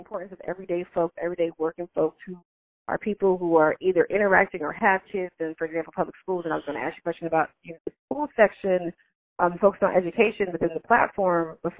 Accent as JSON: {"language": "English", "town": "Chicago", "region": "Illinois", "country": "United States", "tie": "born or raised there", "moved": "yes", "lives_now": "Seattle, United States", "said": "I grew up in Chicago"}